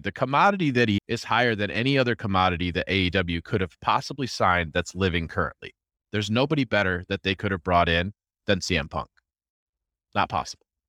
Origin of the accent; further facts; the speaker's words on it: Rochester, United States; I'm from Rochester